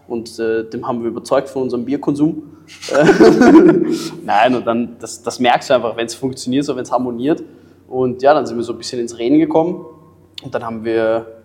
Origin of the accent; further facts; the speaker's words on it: Germany; ich bin Deutscher